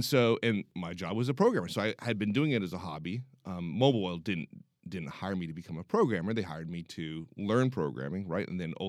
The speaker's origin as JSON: {"language": "English", "town": "Pomona", "region": "California", "country": "United States", "tie": "born or raised there", "also_born_or_lived": "San Francisco", "said": "I grew up in Southern California. {S0} Okay. {S1} In a place called Pomona. And then when I was nine, we moved up to San Francisco."}